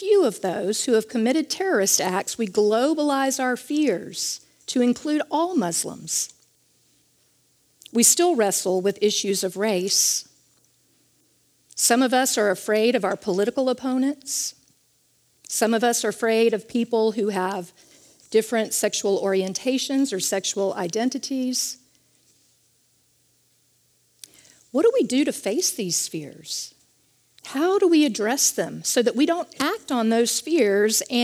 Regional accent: Charlotte, North Carolina, United States; I was raised in Charlotte, North Carolina

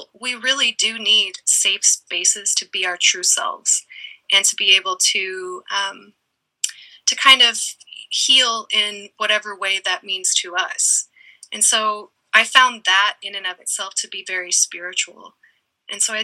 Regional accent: Eugene, Oregon, United States; moved away as an adult; also born or lived in East Coast; I grew up in Eugene, Oregon, and have spent most of my life in Eugene

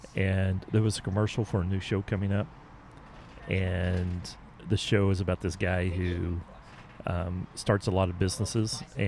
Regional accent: United States; accent: southern Oklahoma, Texas; when you have a southern Oklahoma, Texas accent, it comes out a little bit different.

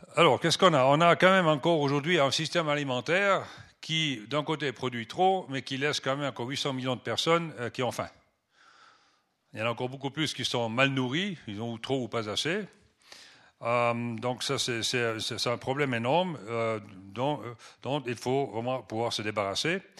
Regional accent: Switzerland; first language French and German; moved away as an adult; also born or lived in Benin / Nigeria / Kenya; J'ai quitté la Suisse il y a presque, ça fait 40 ans, 32 ans exactement. Donc euh, je m'excuse des fois si je cherche mes mots en français, bien que euh, ma langue maternelle est supposée être le français, mais bon, c'était français-allemand

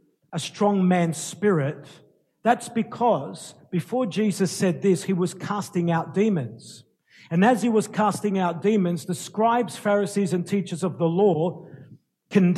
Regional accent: Sydney, New South Wales, Australia; I was born in Sydney, lived in Sydney all my life

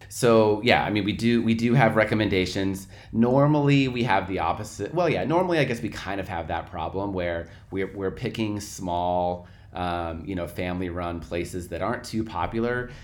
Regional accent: Portland, Oregon, United States; moved away as an adult; I'm originally from Portland, Oregon

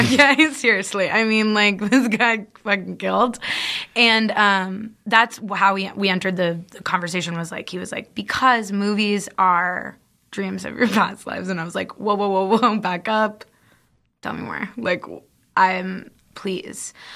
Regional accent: California, United States; we're from California

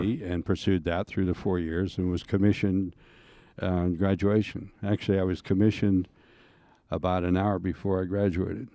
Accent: Sharon, Pennsylvania, United States; I grew up in Sharon, Pennsylvania

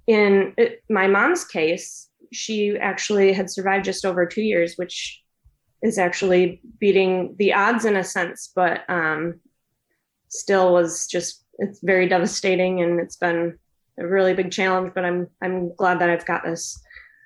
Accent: West Michigan, United States; I'm from West Michigan. I've always lived here

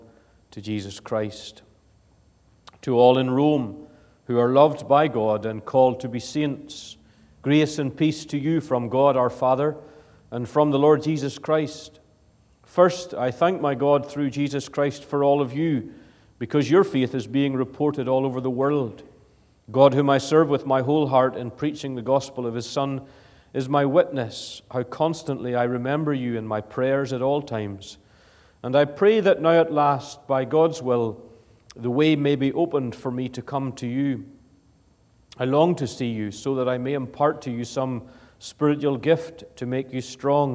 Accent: Ballymoney, Northern Ireland, United Kingdom; accent: Ulster; moved away as an adult; now in Edinburgh, United Kingdom; I come from Ballymoney, been living in Edinburgh now for 4.5 years or so, but I hope to hold on to the Ulster accent

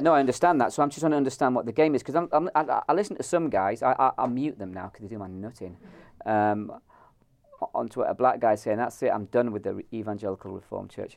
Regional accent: Ireland; I'm Irish

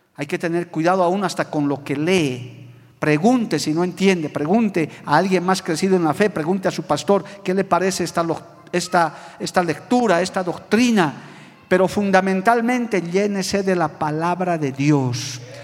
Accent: Bolivia; muy contento de haber nacido en esta tierra. Soy boliviano

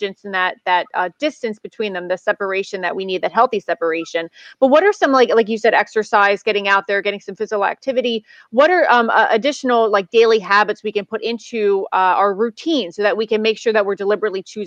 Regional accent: United States; as an American

